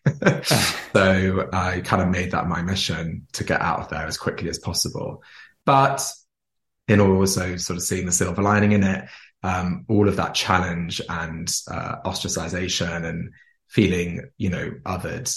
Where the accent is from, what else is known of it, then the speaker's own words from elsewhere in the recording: Jersey; I grew up in Jersey. So Jersey is a small island near France